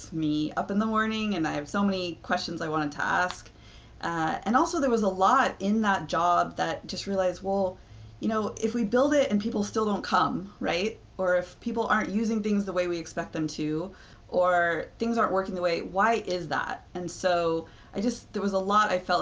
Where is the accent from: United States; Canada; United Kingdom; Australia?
United States; California; my hometown and still be in California